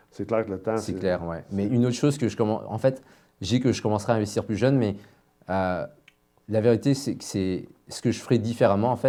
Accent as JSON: {"language": "French", "country": "China", "said": "je suis moins jeune, je suis chinois"}